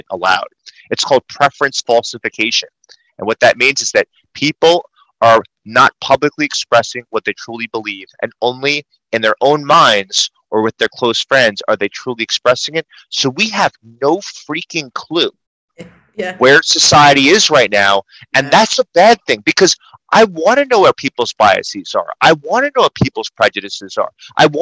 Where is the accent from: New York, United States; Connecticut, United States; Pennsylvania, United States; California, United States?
New York, United States; New York City; I talk fast. I'm a New Yorker.